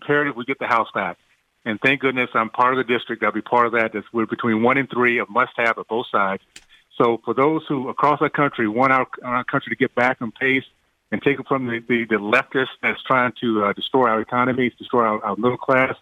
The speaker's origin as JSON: {"language": "English", "region": "Deep South", "country": "United States", "tie": "born or raised there", "said": "growing up in the Deep South in the 60s"}